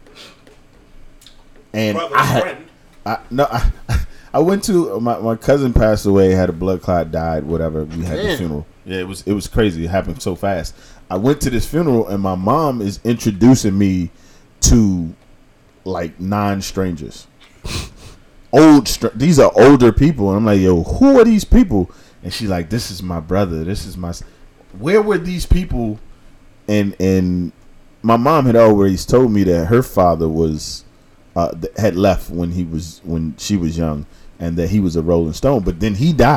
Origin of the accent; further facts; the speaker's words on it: United States; As an American